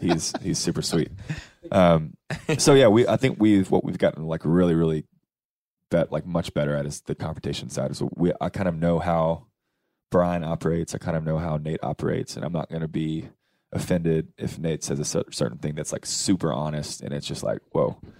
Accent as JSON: {"language": "English", "town": "Cookeville", "region": "Tennessee", "country": "United States", "tie": "born or raised there", "moved": "yes", "said": "I'm from Cookville"}